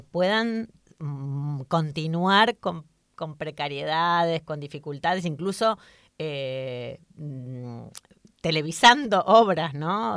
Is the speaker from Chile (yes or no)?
no; Argentina; now in Spain; como migrantes argentinas que somos las tres acá